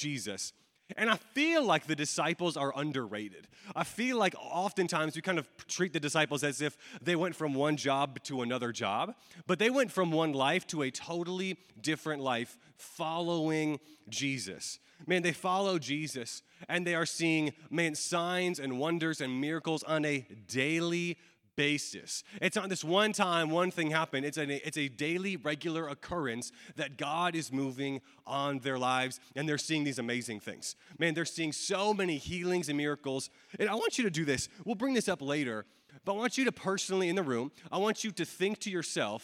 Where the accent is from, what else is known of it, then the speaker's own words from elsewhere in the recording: Atlanta, Georgia, United States; I'm from Atlanta, Georgia